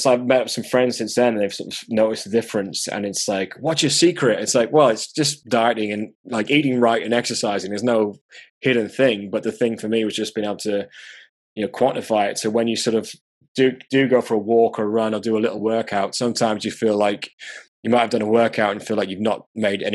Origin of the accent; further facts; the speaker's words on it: Durham, North East England, United Kingdom; moved away; I grew up in the north, I grew up in Durham